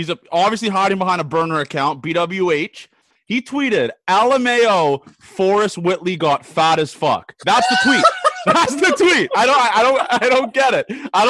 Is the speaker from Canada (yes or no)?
yes; Canada; Shout out to me again also for being Canadian.